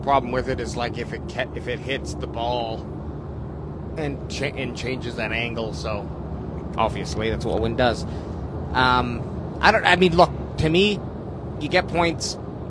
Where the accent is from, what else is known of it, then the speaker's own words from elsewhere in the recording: New Jersey, United States; I'm from Jersey.